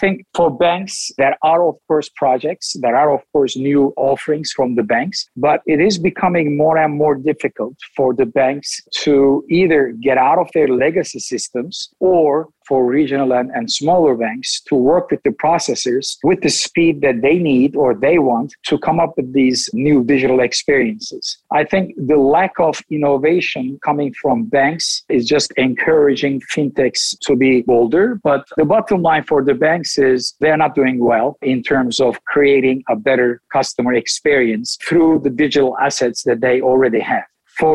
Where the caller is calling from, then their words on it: Istanbul, Turkey; Right now, it's 11 o'clock in the world that I live in, and it's Istanbul, Turkey.